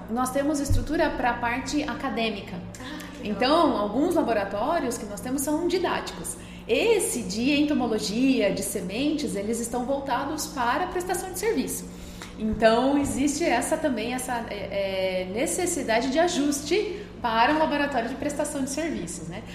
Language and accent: Portuguese; interior of São Paulo, Brazil; moved away as an adult; now in Lucas do Rio Verde, Brazil; lá na minha cidade natal, né, no interior de São Paulo